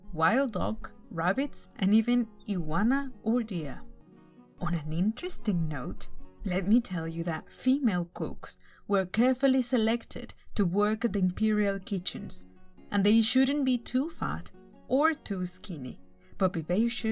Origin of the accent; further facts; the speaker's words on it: Puebla, Mexico; my home state of Puebla